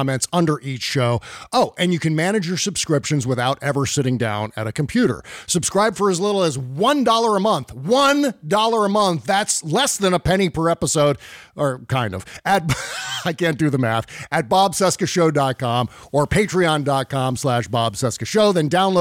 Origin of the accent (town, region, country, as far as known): United States